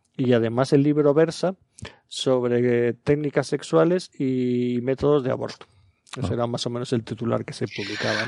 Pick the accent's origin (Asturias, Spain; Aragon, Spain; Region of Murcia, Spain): Aragon, Spain; yo soy aragonés de nacimiento